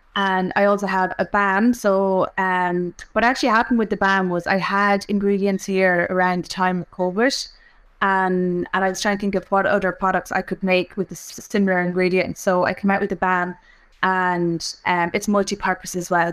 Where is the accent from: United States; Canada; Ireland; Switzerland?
Ireland; Offaly, Leinster; I'm from Offaly. I grew up in Offaly